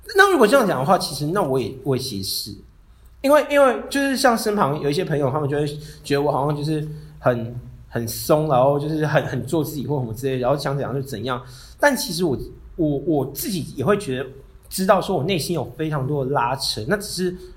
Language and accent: Chinese; Hualien, Hualien County, Taiwan; moved away; 我是花莲人嘛，然后我真的很喜欢花莲